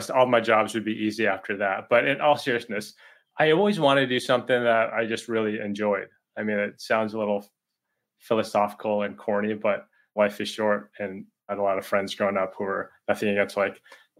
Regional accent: Boston, Massachusetts, United States; I grew up in Boston

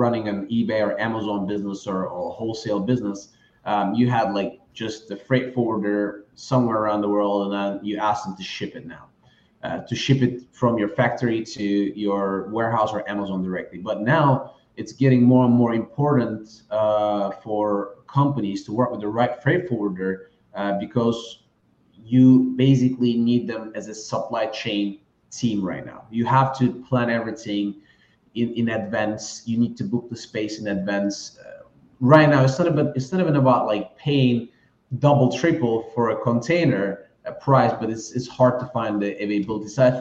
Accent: Turkey; moved away; I'm originally from Turkey.

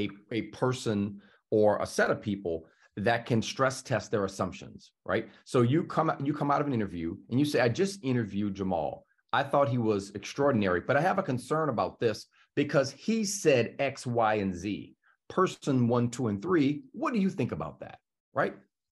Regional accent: the South, United States; I'm from the South

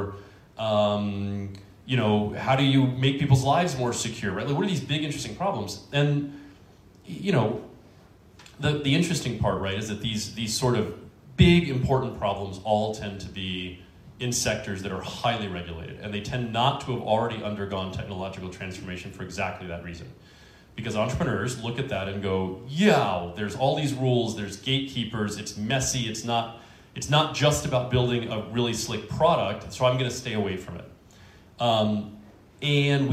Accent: Washington, District of Columbia, United States; I was born and raised in Washington, D.C.

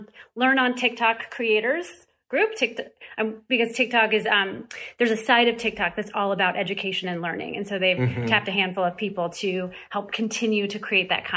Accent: Missouri, United States; I grew up in Missouri

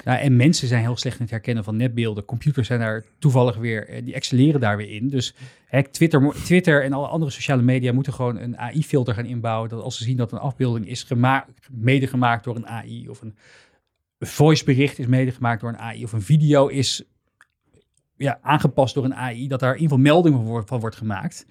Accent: Netherlands; wij natuurlijk als, als Nederlanders

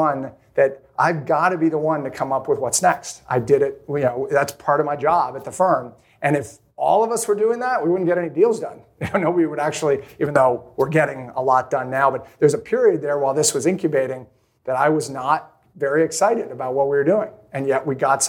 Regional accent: Maine, United States; I grew up in Maine

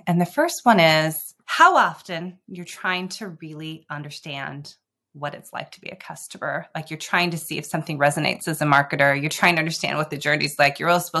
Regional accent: Seattle, Washington, United States; Growing up in Seattle, I think I was going between something coffee-related or tech-related

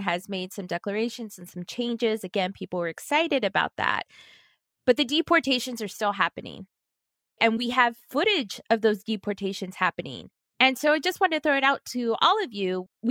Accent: Texas, United States; I am from Texas.

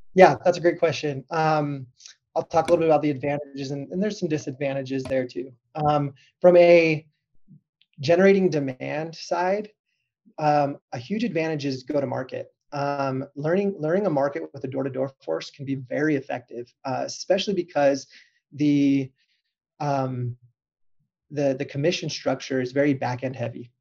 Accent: Southern California, United States; growing up in Southern California

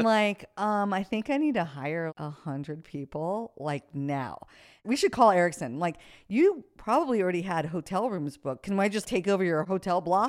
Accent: United States; I'm an American

